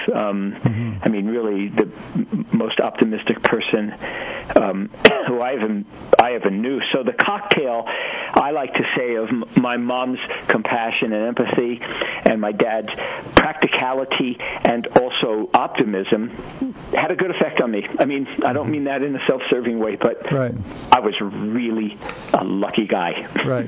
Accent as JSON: {"language": "English", "town": "New York City", "region": "New York", "country": "United States", "tie": "born or raised there", "said": "I grew up in Brooklyn, New York"}